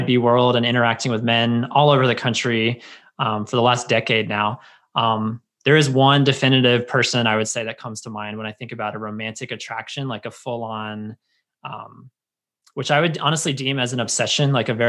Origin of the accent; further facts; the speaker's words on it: United States; growing up in America and growing up in Christianity